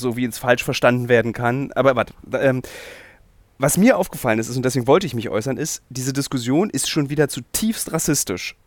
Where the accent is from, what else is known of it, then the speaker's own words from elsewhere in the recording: Berlin, Germany; als Berliner, als gebürtiger Berliner